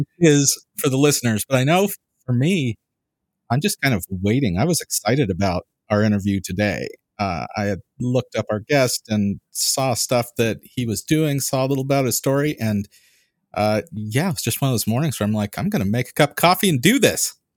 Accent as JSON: {"language": "English", "region": "California", "country": "United States", "said": "We don't have accents in California"}